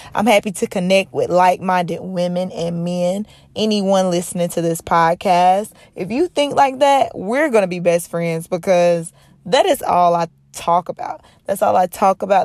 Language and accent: English; North Carolina, United States; now in Los Angeles, United States; I live here in Los Angeles, California. But I'm originally from North Carolina